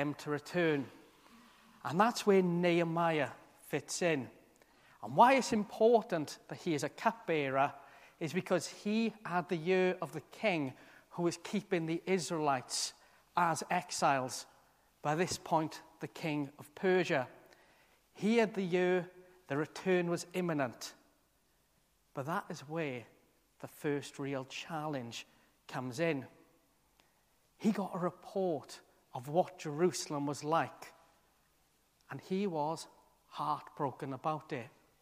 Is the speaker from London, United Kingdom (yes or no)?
no; South Wales, United Kingdom; moved away as an adult; I'd spent all my life to that point, other than being in college, in this one town in South Wales